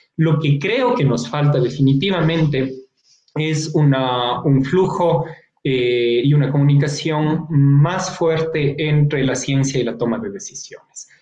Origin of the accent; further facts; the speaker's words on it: Ecuador; como científico, como ecuatoriano